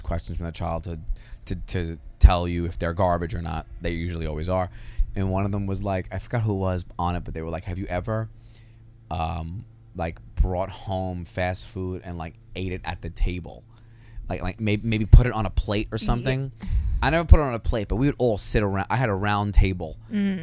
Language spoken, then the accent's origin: English; New York City, New York, United States; I'm from Staten Island